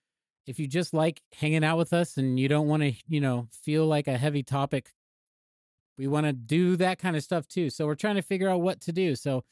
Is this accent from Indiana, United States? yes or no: no; Arkansas, United States; And I grew up in Arkansas.